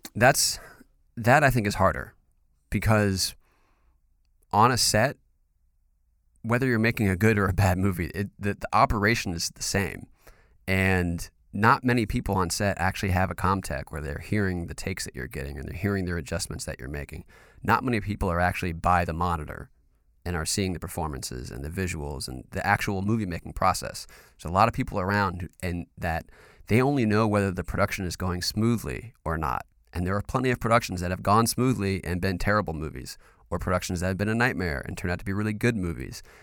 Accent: North Carolina, United States; I'm from North Carolina.

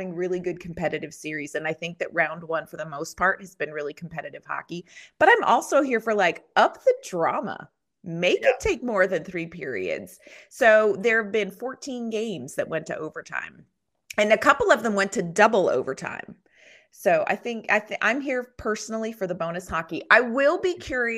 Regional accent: Nashville, Tennessee, United States; I'm from Nashville

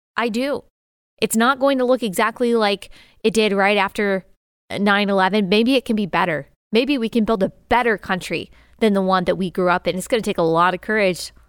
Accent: Dallas, Texas, United States; I grew up in Dallas, major city

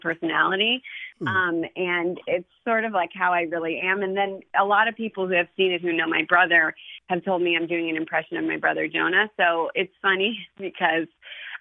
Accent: Ohio, United States; I'm from Ohio

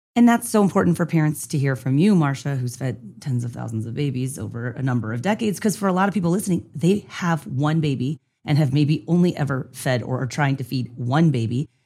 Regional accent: San Diego, California, United States; I was from San Diego

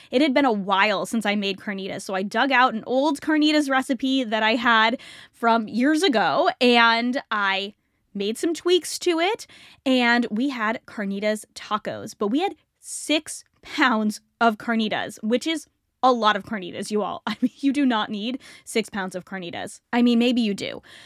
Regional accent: United States; also born or lived in Canada; I was born in America, grew up in America.

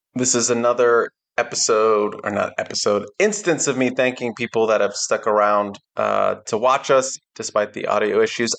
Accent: Laurel, Maryland, United States; moved away; in my hometown

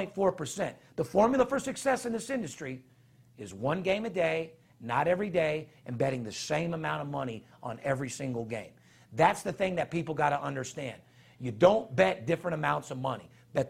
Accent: Las Vegas, Nevada, United States; I love being born and raised in Las Vegas.

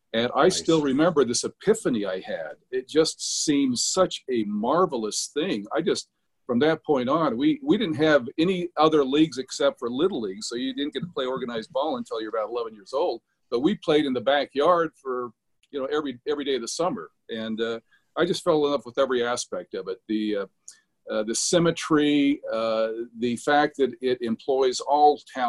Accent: Salt Lake City, Utah, United States; I grew up in Salt Lake City

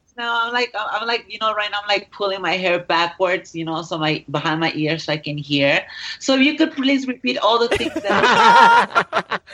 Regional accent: Mexico; I am Mexican

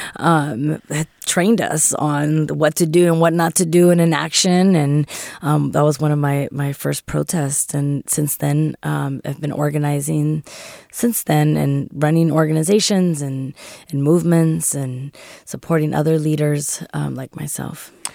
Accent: San Francisco, California, United States; born and raised here in, in La Mision in San Francisco

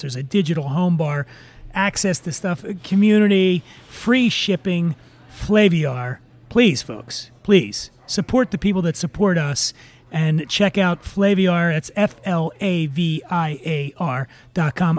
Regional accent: Philadelphia, Pennsylvania, United States; moved away; downtown Philadelphia, around 17th and Sansom. It's my hometown

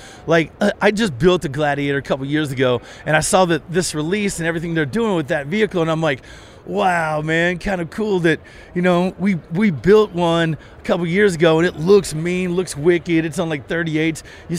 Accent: Colorado, United States; You know, gone are the days because, you know, I'm from Colorado, right?

